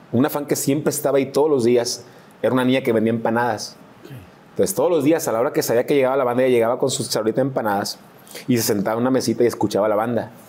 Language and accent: Spanish; Mazatlán, Sinaloa, Mexico; Pues sí, somos de Mazatlán.